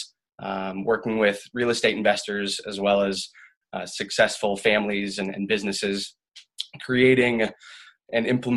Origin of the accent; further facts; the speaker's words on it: Omaha, Nebraska, United States; I'm a Midwest boy. I grew up in Omaha, Nebraska.